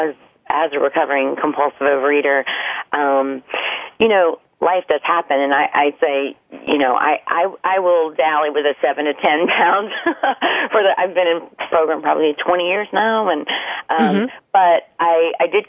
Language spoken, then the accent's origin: English; the South, United States; I'm from the South, and everything is deep fried, cheesed